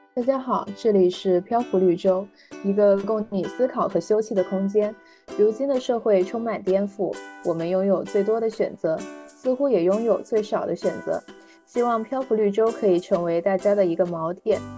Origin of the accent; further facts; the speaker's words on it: Guangdong, China; 我是广东人